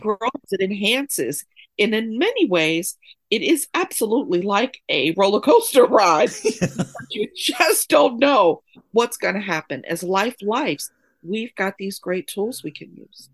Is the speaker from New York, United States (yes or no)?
yes; New York, United States; also born or lived in Oakland, California; now in Durham, United States; I'm currently living in Durham, North Carolina, but I'm born and raised in New York.